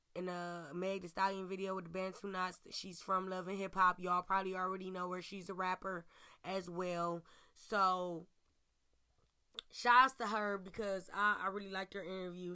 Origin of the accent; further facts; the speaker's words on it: Cleveland, Ohio, United States; Cleveland, my hometown, where I stay, where I reside, where I report from